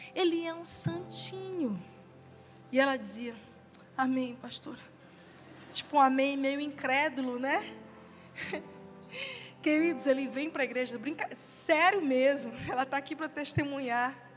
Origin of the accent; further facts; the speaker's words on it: São Luís, Maranhão, Brazil; now in Teresina, Brazil; eu estou aqui numa cidade que não é a minha cidade natal. A minha família de sangue está em outra cidade, em São Luís.